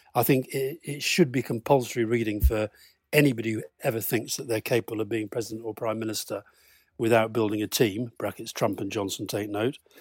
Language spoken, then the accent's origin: English; Keighley, Yorkshire and the Humber, United Kingdom; I grew up in Keighley in Yorkshire